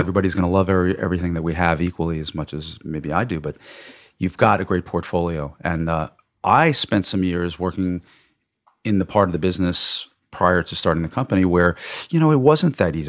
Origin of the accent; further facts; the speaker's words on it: Long Island, New York, United States; also born or lived in Massachusetts / Manhattan; I grew up in Long Island, I, I'm a New York boy